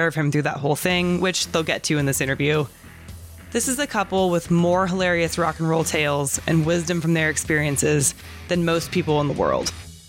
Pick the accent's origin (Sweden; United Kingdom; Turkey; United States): United States; California; I grew up in California, totally obsessed with bands like